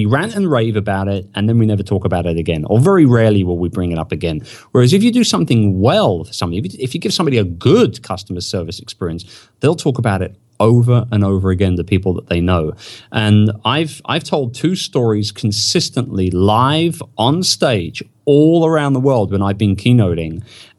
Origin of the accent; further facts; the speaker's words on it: England, United Kingdom; now in United States; And so I say, I'm English. You know, we're a bit cocky, as you probably know. And I'm in America